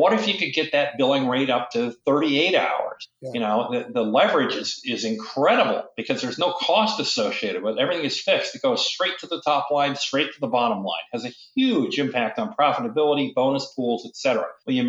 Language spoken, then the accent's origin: English; Michigan, United States; also born or lived in South Dakota / Syracuse; now in Boston, United States; I grew up in South Dakota, Michigan, mostly Michigan, upstate New York, Syracuse, and then to New York and, you know, then Boston and so forth.